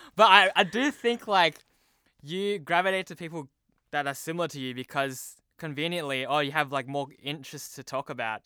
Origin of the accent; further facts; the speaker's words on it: Sydney, New South Wales, Australia; first language Cantonese; moved away as an adult; now in Hong Kong; I was born in Sydney, Australia